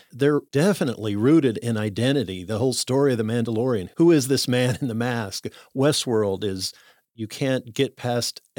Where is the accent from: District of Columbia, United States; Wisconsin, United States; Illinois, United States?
Illinois, United States; Chicago; born there; So I always say I was born in Chicago with Cajun blood